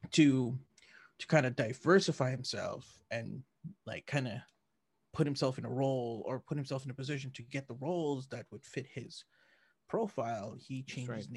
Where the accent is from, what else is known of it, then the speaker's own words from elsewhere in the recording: Philippines; oh wait you're you're Singaporean like no I'm actually Filipino